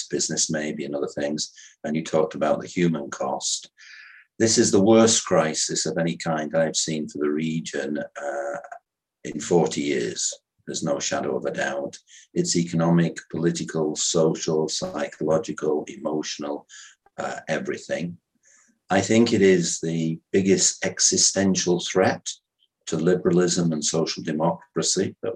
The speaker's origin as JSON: {"language": "English", "country": "United Kingdom", "moved": "as an adult", "lives_now": "Vienna, Austria", "said": "I'm a British national, but I've been living in Austria for 38 years"}